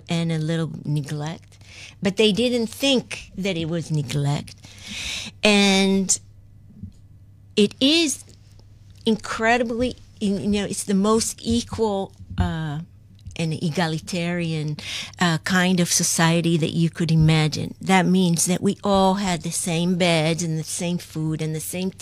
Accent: Kibbutz Lehavot HaBashan, Northern District, Israel; moved away as an adult; now in New York, United States; I was born and raised in Kibbutz Le'avot HaBashan

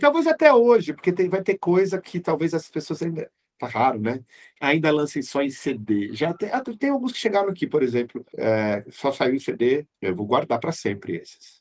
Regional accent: São Paulo, Brazil; eu nasci e cresci na Zona Norte de São Paulo

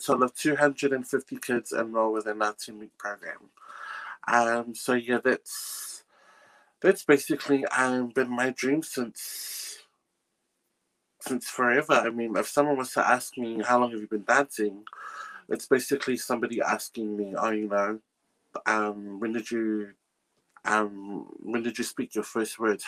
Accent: Auckland, New Zealand; Born and bred in West Auckland

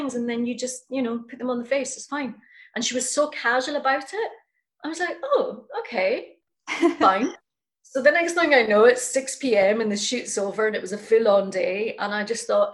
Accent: Scotland, United Kingdom; also born or lived in New York; I've been performing since I was very young, growing up in Scotland

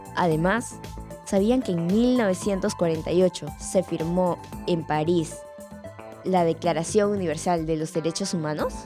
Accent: Peru; como peruanos

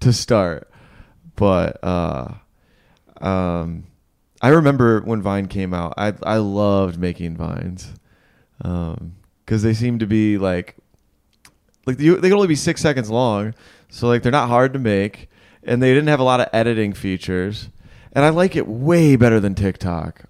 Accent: Michigan, United States; moved away; I'm from Michigan

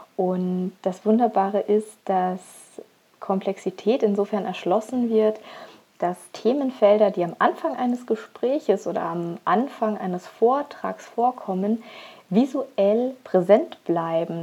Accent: Augsburg, Bavaria, Germany; moved away as an adult; also born or lived in Rhine; now in Upper Lusatia, Germany; komme gebürtig aus Augsburg

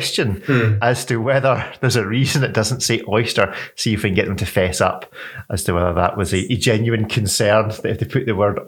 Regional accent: Scotland, United Kingdom; I'm Scottish

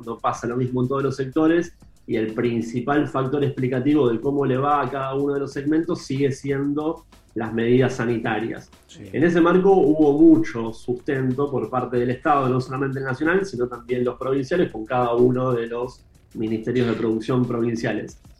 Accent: Argentina

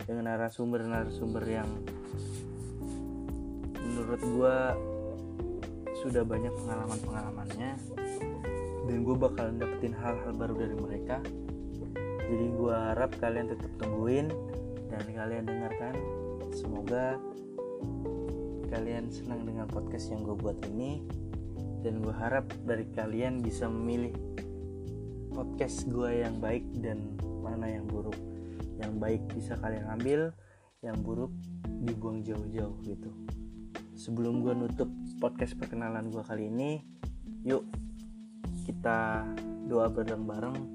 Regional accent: Bekasi, West Java, Indonesia; Gue berasal dari kota Bekasi.

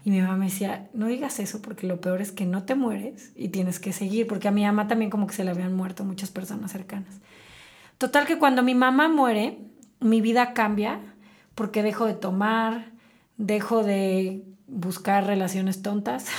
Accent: Celaya, Guanajuato, Mexico; moved away as an adult; now in Querétaro, Mexico; yo nací en Celaya, eh, tengo 20 años viviendo en Querétaro, soy celayense de nacimiento, queretana de corazón. Me vine a estudiar acá mi carrera

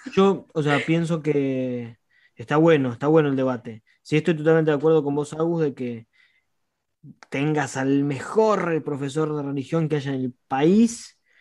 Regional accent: La Plata, Buenos Aires Province, Argentina; somos cuatro, somos de La Plata

